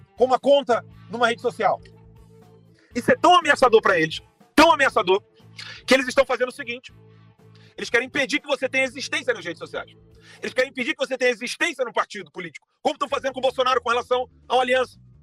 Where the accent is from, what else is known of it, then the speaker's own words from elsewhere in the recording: Brazil; Não sou americano, sou brasileiro